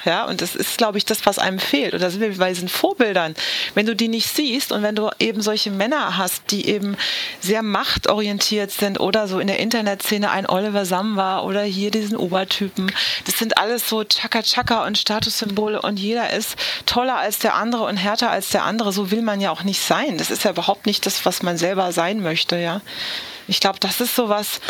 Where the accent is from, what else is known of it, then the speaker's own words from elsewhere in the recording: Southern Germany, Germany; ich bin in Süddeutschland aufgewachsen